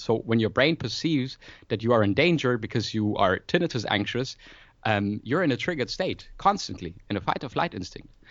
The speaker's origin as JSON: {"language": "English", "town": "Freiburg", "region": "Baden-Württemberg", "country": "Germany", "tie": "born or raised there", "moved": "as an adult", "lives_now": "Berlin, Germany", "said": "I was actually born in Freiburg in Germany, in the very south, close to Switzerland in France, but, uh, been in Berlin for about, uh, yeah, five years nearly now"}